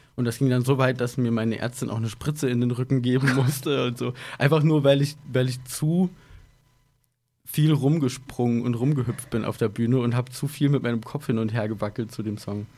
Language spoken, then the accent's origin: German; Idar-Oberstein, Rhineland-Palatinate, Germany; moved away as an adult; also born or lived in Koblenz / Frankfurt / Berlin; wir kommen ursprünglich alle aus dem Raum Ida Oberstein, deswegen auch mit der Schule, dass wir uns da halt schon kannten